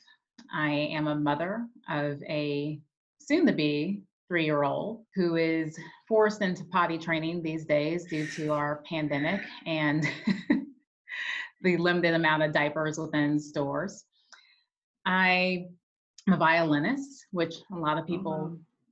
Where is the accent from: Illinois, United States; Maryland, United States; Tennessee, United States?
Illinois, United States; Peoria; I grew up in Peoria, Illinois